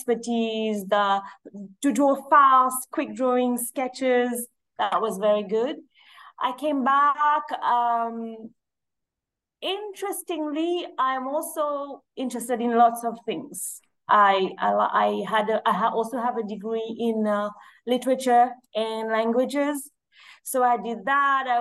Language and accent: English; Mauritius; now in Seychelles; I was born in Mauritius. My father is Mauritian and my mom is Seychelles